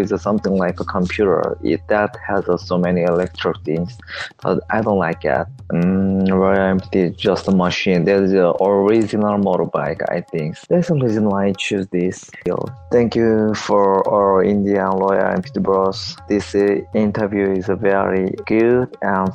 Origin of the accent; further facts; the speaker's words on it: South Korea; I'm from South Korea.